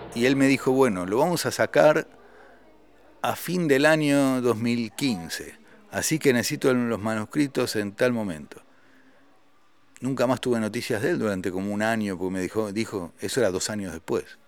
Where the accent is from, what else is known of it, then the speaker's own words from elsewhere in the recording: Argentina; also born or lived in Paris, France; yo, siendo un solista argentino, gané el premio al mejor grupo europeo